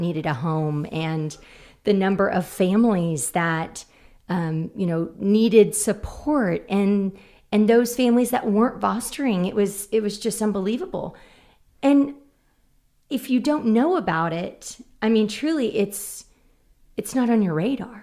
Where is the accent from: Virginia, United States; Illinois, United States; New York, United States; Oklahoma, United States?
Oklahoma, United States; Oklahoma City; born and raised in Oklahoma City, Putman